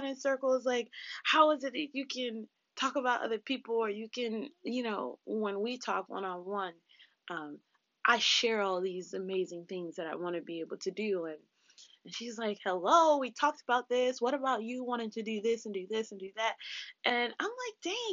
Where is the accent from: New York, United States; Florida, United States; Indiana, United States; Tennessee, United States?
Florida, United States; South; I grew up in South Florida